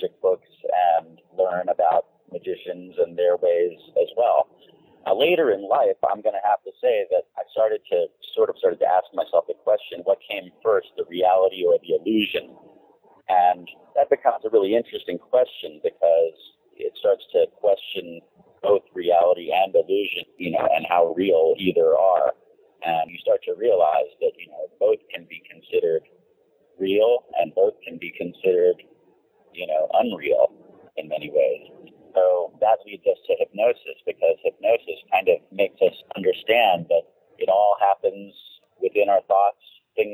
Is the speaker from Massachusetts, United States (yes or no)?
no; San Francisco, California, United States; I was born in 65 in San Francisco and basically lived in a very strange place in a very strange time